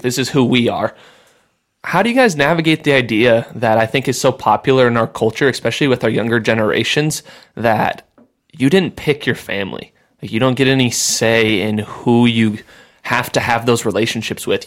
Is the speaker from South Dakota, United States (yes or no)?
yes; Sioux Falls, South Dakota, United States; moved away; I'm from Sioux Falls, like I said, and my family's still there for the most part